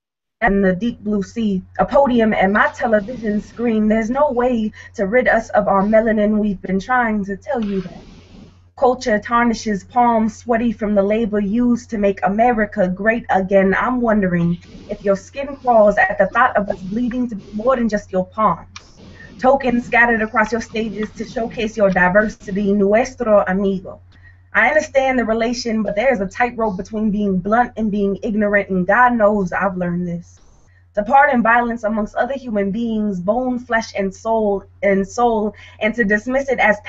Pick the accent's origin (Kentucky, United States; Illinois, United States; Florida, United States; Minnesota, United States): Minnesota, United States; St. Paul; I'm from St. Paul, Minnesota, but I moved here